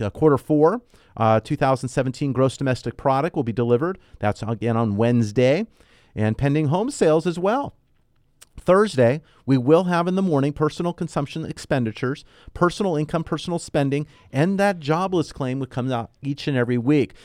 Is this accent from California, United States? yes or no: yes; Southern California, United States; I was born and raised here in Southern California.